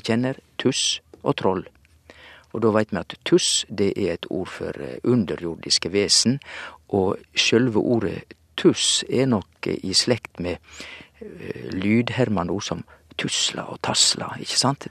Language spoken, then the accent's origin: Norwegian; Western Norway, Norway; moved away; hjemme på Vestlandet sier vi òg at eh, ja, det er udypt